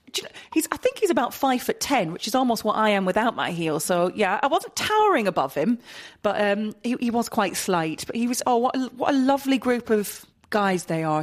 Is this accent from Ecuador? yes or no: no; Scotland, United Kingdom; also born or lived in England; I was born in England, grew up in Scotland, had a dad who represented Scotland